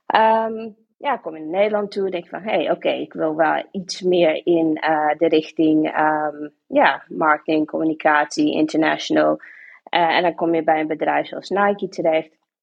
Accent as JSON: {"language": "Dutch", "country": "Sint Maarten", "tie": "born or raised there", "moved": "as an adult", "lives_now": "Hilversum, Netherlands", "said": "ik ben van Sint Maarten, ik kom uit Sint Maarten. Eh, ben ik daar opgegroeid, geboren opgegroeid"}